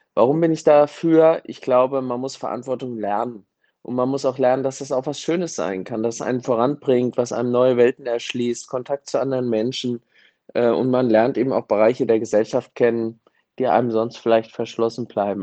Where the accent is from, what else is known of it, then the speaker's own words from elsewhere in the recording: Germany; für uns als Deutsche